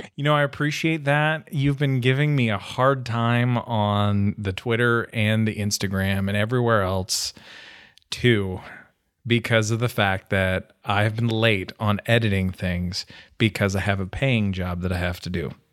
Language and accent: English; Canada; now in Middle Tennessee, United States; I'm Canadian